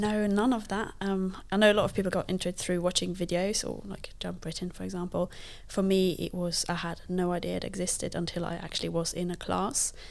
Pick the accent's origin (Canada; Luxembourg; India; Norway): Luxembourg; first language Luxembourgish; English is a second language; now in United Kingdom; I did not grow up in the U K. Um, I'm from Luxembourg, which is, like, one of the smallest countries in the world. And I grew up speaking a language that not very many people speak